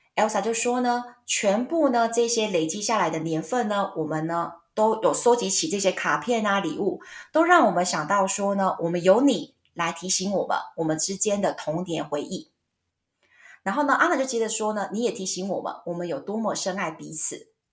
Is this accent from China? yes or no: no; Taiwan; 我们台湾人不知道为什么都会有这种问题